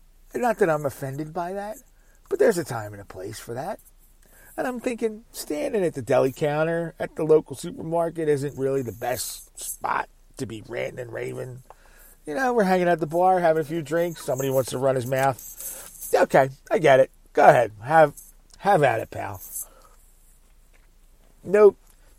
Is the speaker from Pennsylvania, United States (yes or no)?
yes; Philadelphia, Pennsylvania, United States; It's where I grew up in the Philadelphia area. And that's who I root for.